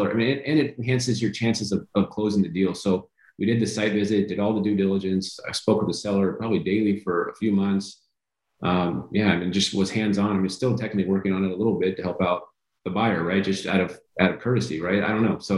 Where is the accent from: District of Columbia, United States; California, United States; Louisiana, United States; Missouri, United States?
California, United States; Like I said, I'm from California, so lot, Kansas City is cold to me.